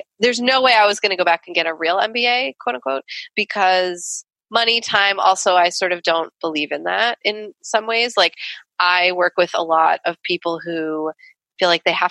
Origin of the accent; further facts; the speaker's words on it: New York, United States; where I grew up in New York